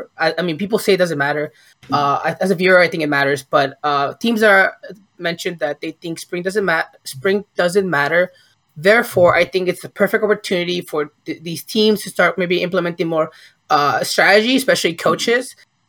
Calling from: Ventura, California, United States; I'm calling from Ventura, California.

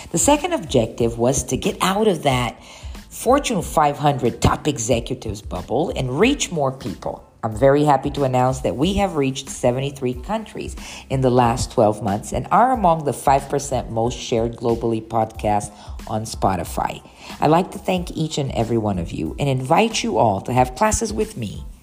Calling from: São Paulo, Brazil; I'm speaking from Sao Paulo, Brazil.

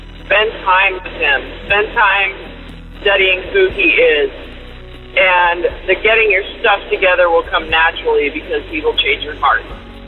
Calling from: Vancouver, Washington, United States; I'm calling from Vancouver, Washington.

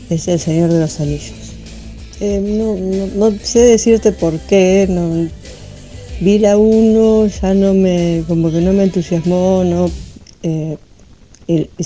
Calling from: Lanús, Buenos Aires Province, Argentina; de Lanús eh, y con el tema esta de, la consigna de, este viernes

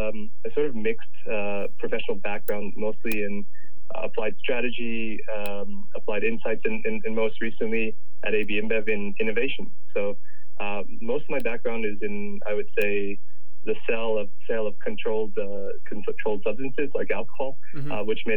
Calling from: Denver, Colorado, United States; I'm actually joining from sunny Colorado in the U.S., in Denver, where Canopy U.S. operations are temporarily based.

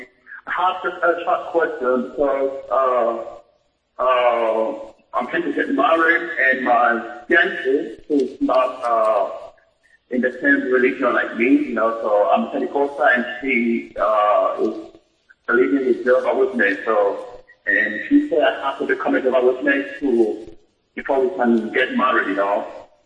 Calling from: Germany; I'm calling from Germany.

